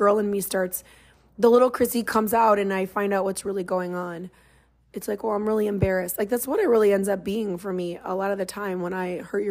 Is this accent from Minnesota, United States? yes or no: yes; Minnesota, United States; speaking as a Minnesotan